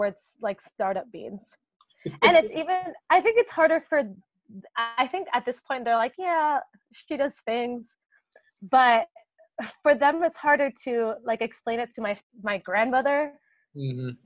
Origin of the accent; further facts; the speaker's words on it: Puerto Rico; moved away as an adult; also born or lived in Boston, United States; now in London, United Kingdom; I am from Puerto Rico and I grew up there